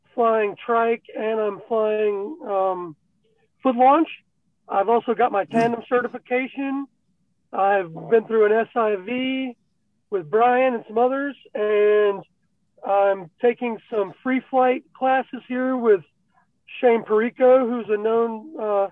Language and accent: English; North Carolina, United States; I'm the pirate from North Carolina